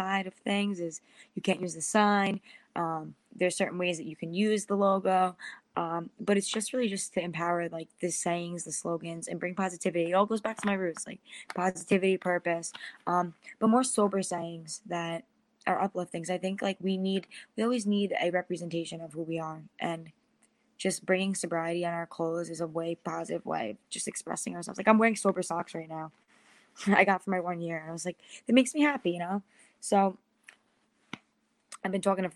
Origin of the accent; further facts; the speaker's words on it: Long Island, New York, United States; I'm from New York, Long Island